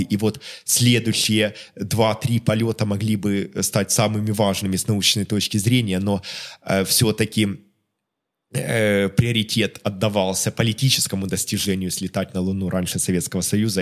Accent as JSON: {"language": "Russian", "town": "Melitopol", "region": "Zaporizhzhia Oblast", "country": "Ukraine", "tie": "born or raised there", "also_born_or_lived": "Kharkiv", "moved": "yes", "said": "о Мелитополе, моем родном городе"}